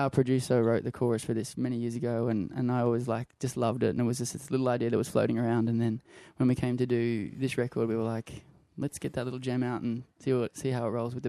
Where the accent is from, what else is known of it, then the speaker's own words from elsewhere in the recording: Brisbane, Queensland, Australia; I'm from Brisbane